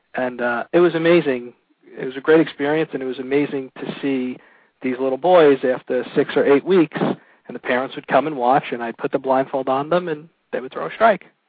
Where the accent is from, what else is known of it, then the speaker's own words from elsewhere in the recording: Brooklyn, New York, United States; also born or lived in Massapequa, Long Island, New York; grew up on Long Island. First, I grew up in Brooklyn until I was about 12. Started playing organized sports uh, out in Massapequa